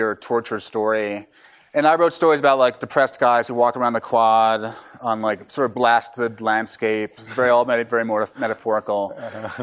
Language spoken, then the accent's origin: English; New York, United States; also born or lived in San Francisco; I'm from New York